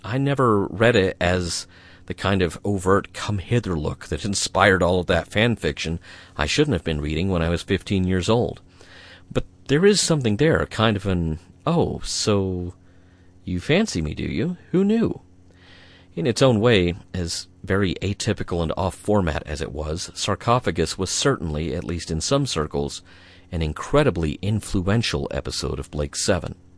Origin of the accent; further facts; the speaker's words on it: United Kingdom; we're British after all